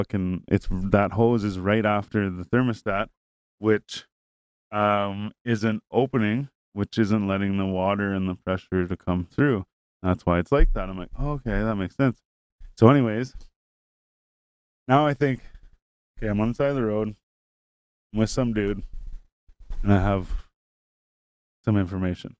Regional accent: Renfrew, Ontario, Canada; I'm like, oh, Renfrew

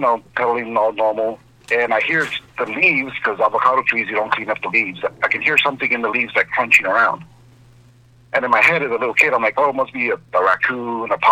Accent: Southern California, United States; I grew up here in Southern California, 10 acres of avocado

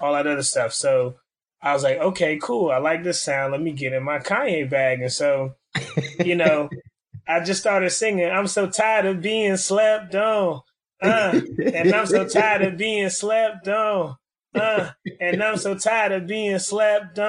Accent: Miami, Florida, United States; moved away as an adult; now in Orlando, United States; So Miami, Florida is the home turf, you know, born and raised now in Orlando, holding it down

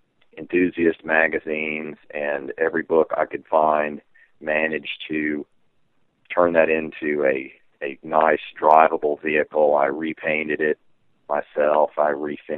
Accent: Texas, United States; growing up in Texas

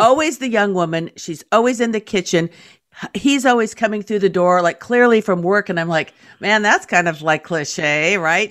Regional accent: California, United States; I'm from California

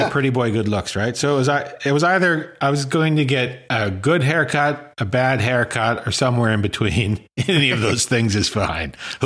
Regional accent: Saskatchewan, Canada; I grew up in Saskatchewan

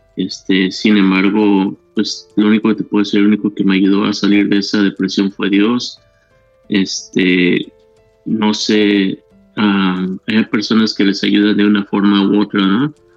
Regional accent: Mexico; now in Mesa, United States; yo soy de México y vivo en la ciudad de Mesa, Arizona.

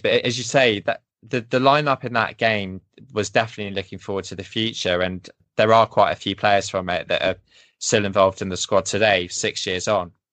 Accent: England, United Kingdom; now in Sweden; I'm English

